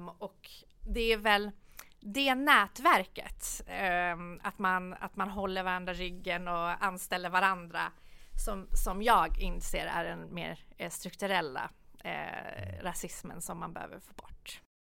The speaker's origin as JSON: {"language": "Swedish", "town": "Solna", "region": "Stockholm County", "country": "Sweden", "tie": "born or raised there", "said": "när jag kom, vi bodde större delen eh, i, i Solna. Och ja. det som var positivt på den tiden eh, var ju att det var väldigt mixed i Solna då"}